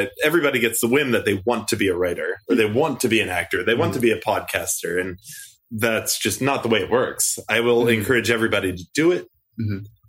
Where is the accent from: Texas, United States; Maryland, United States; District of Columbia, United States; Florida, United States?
Maryland, United States; Baltimore; moved away as an adult; also born or lived in Roanoke, Virginia / Ireland / Northern California / Southern California; now in Taipei, Taiwan; So I grew up in Baltimore, Maryland.